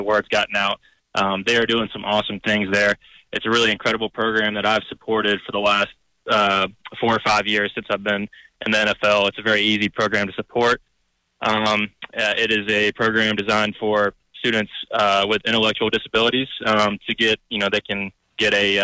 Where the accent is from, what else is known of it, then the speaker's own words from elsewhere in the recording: Greenville, South Carolina, United States; moved away; I'm from Greenville. It's my hometown.